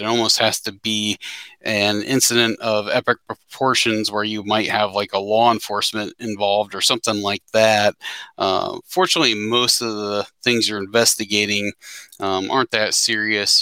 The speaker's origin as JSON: {"language": "English", "town": "Cincinnati", "region": "Ohio", "country": "United States", "said": "I hail from the Cincinnati, Ohio area"}